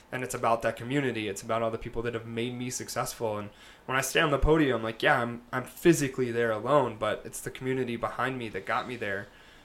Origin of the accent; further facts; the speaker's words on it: North Carolina, United States; also born or lived in various US locations; I'm a Southern boy at heart. I'm originally from North Carolina, so got a little Southern in my blood, but moved all over, lived all over